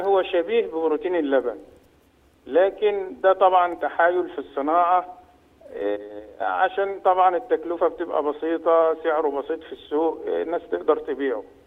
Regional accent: Egypt; عندنا في مصر هنا

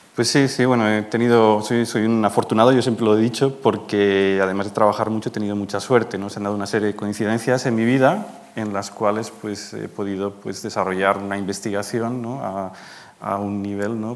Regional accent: Madrid, Community of Madrid, Spain; moved away as an adult; also born or lived in Manresa, Catalonia, Spain / Garching, Germany; now in Germany; soy, manresano, catalán de nacimiento, pero a los nueve años me vine a vivir a Madrid porque mis padres, los destinaron aquí y desde entonces pues, eh, soy un madrileño adoptado

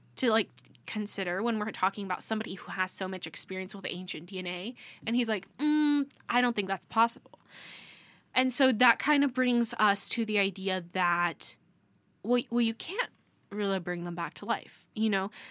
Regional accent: United States; as an American

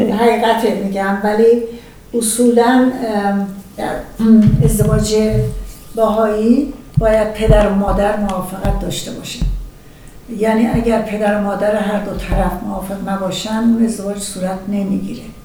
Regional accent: Iran; moved away; ما افتخار داریم به ملیت خودمون به مملکت خودمون

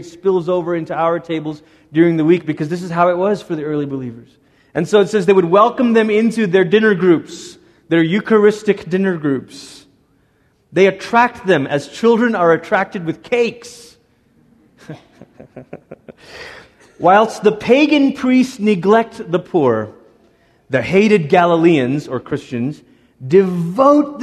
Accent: Malaysia; moved away; Growing up in Malaysia, the schools that my sister and I went to were built by Portuguese Catholic missionaries in the 1500s

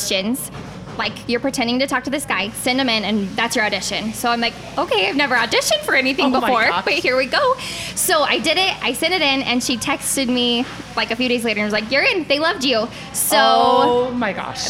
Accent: St. George, Utah, United States; moved away as an adult; I grew up in St. George, Utah, so Southern Utah girl.

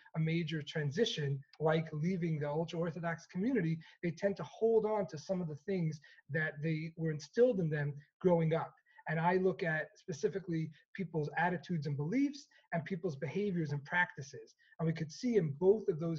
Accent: New York City, New York, United States; growing up in Crown Heights in Brooklyn in the 1990s

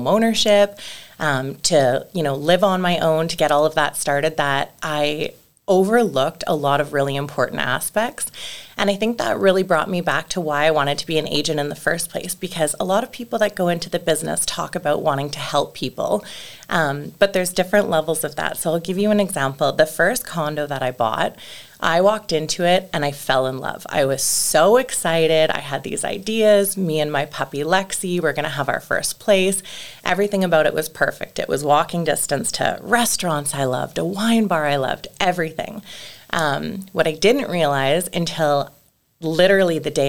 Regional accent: Calgary, Alberta, Canada; being born and raised in Calgary

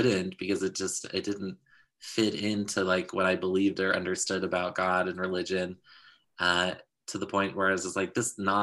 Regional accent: Utah, United States; I grew up in Utah

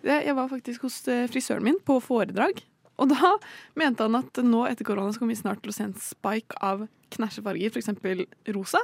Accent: Bærum, Akershus, Norway; jeg kommer jo fra Bærum, og der er det obligatorisk med mer merkevæske fra mm. ungdomsskolen

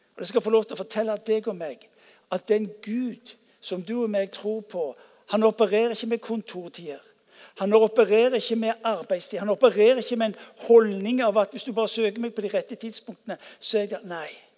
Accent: Stavanger, Rogaland, Norway; jeg vokste opp på Ullandhaug

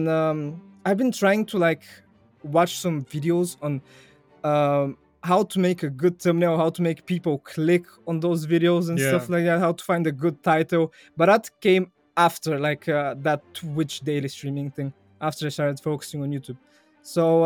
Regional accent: Bulgaria; first language Bulgarian; English is a second language; in Bulgarian, my native language

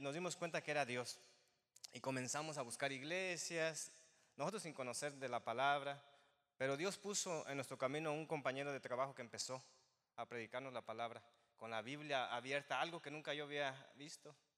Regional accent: Zinapécuaro, Michoacán, Mexico; moved away as an adult; now in West Chicago, United States; Soy de Michoacán

